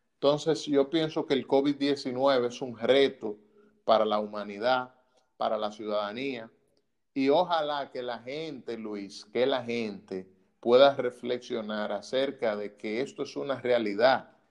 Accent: Dominican Republic; como dominicanos

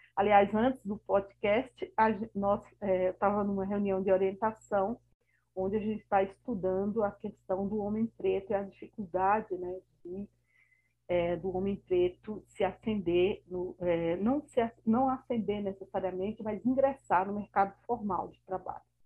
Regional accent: Bahia, Brazil; now in São Paulo, Brazil; sou baiana e amo a minha Bahia, mas atuo aqui em São Paulo

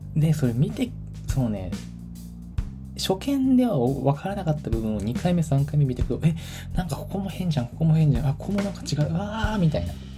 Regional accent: Tachikawa, Tokyo, Japan; moved away; 立川市っていうのが私の地元なんですけど

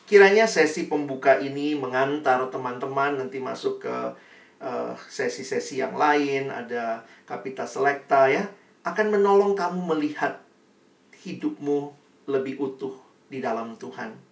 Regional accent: Makassar, South Sulawesi, Indonesia; now in Jakarta, Indonesia; saya mahasiswa baru dari luar kota. Saya kuliah di UI, saya dari Makassar. Saya orang daerah, takut nggak punya teman di Jakarta.

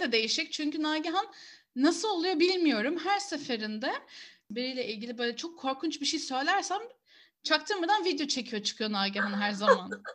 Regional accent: Istanbul, Turkey; Herkes kendi memleketinden gazete getirsin, yerel gazeteleri anlatsın diye ben de Kadıköy gazetesi götürdüm

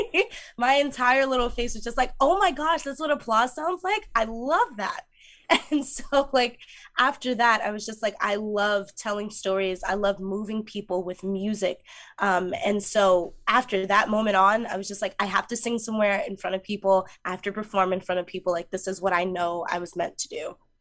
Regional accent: Mount Vernon, New York, United States; I grew up in Mount Vernon, New York

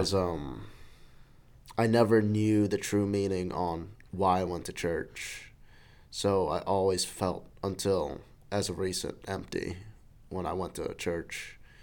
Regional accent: New York City, New York, United States; I grew up in New York City. I was born there.

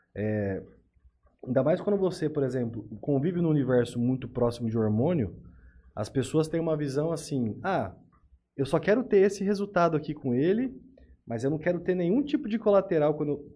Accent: Tupã, São Paulo, Brazil; eu sou de Tupã

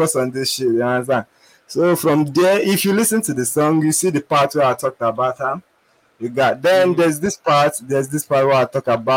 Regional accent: Nigeria; I'm from Nigeria

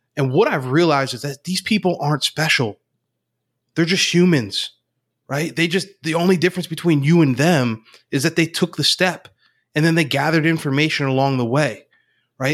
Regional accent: Northeast Pennsylvania, United States; now in Central Pennsylvania, United States; Grew up in Northeast P A, but I'm, I'm living in central Pennsylvania now

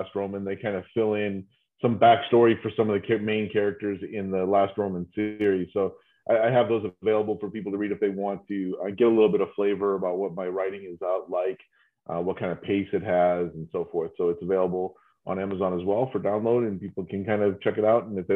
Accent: New England, United States; now in Austin, United States; I'm from New England

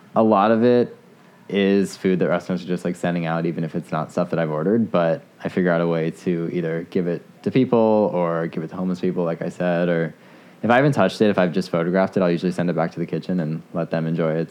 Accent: Potomac, Maryland, United States; I grew up in Potomac, so like 20 minutes away

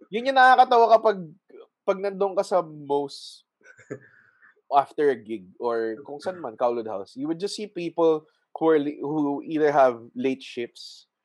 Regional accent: Muntinlupa, Metro Manila, Philippines; I'm from Muntinlupa

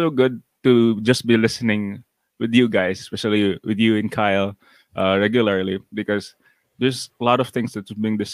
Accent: Cagayan de Oro, Northern Mindanao, Philippines; I'm from Cagayan de Oro City. That's in northern Mindanao

